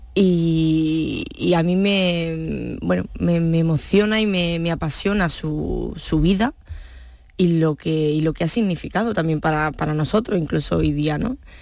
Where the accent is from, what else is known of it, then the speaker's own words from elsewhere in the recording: Granada, Andalusia, Spain; yo como granaína o como andaluza